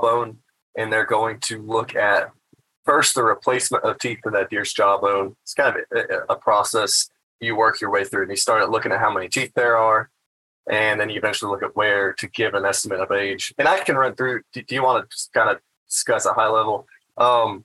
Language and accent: English; North Carolina, United States; moved away as an adult; also born or lived in Mississippi / Indiana; North Carolina actually is my home state. It's where I grew up